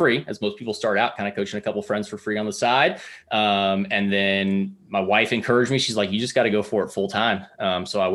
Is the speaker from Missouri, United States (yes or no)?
yes; Springfield, Missouri, United States; from Springfield, Missouri